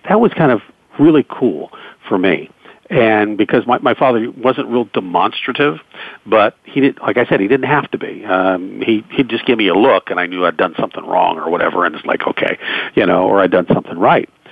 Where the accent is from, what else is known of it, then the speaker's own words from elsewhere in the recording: Pittsburgh, Pennsylvania, United States; the Pittsburgh Pirates, my hometown team